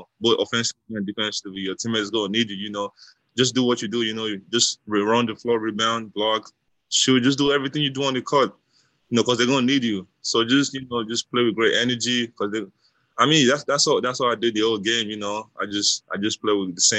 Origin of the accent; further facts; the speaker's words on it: Nigeria; now in United States; growing up in Nigeria